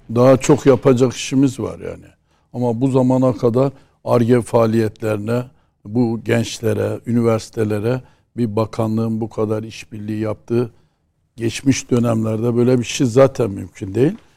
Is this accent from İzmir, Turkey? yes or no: no; Erzurum, Turkey; evde bir Erzurumlu olarak